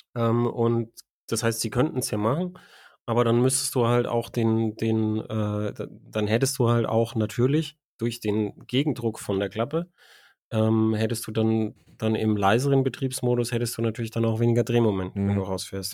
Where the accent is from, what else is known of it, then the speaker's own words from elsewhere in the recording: Germany; als Deutscher.